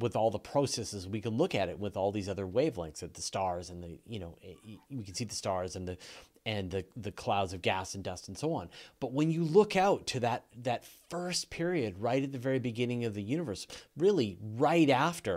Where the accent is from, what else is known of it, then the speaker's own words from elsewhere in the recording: Canada; accent: Canadian; As Canadians, a lot of people make fun of me for my Canadian accent